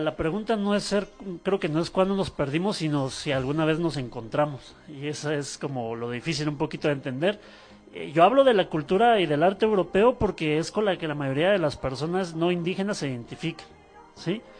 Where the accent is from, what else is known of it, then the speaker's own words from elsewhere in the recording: Guatemala; los guatemaltecos todavía estamos